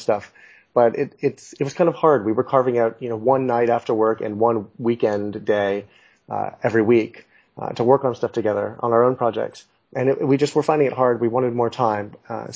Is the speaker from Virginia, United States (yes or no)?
no; Los Angeles, California, United States; moved away as an adult; also born or lived in New York City; I'm originally from Los Angeles. I'm an American. I grew up in L.A.